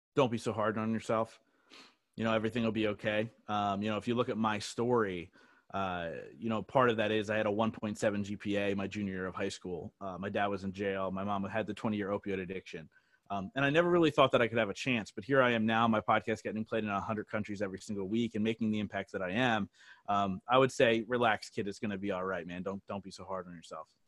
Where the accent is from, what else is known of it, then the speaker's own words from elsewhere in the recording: New Jersey, United States; moved away as an adult; now in Reading, United States; I grew up in South Jersey